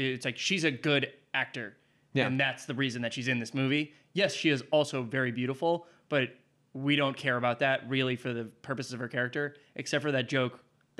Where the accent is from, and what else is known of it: Winchester, Massachusetts, United States; born or raised there